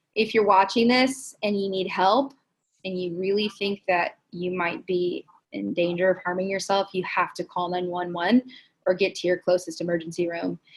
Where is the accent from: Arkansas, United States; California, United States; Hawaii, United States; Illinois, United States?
California, United States; Los Angeles; now in San Diego, United States; They're from Los Angeles, so that's my hometown